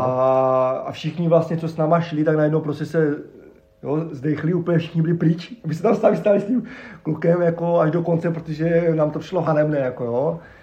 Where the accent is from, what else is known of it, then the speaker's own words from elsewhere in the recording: Havířov, Moravian-Silesian Region, Czechia; also born or lived in Ostrava; jsem vyrůstal na Šumbarku, na Starém